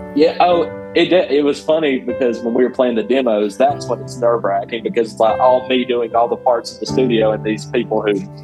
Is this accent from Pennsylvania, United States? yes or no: no; Northwest Georgia, United States; I grew up in Northwest Georgia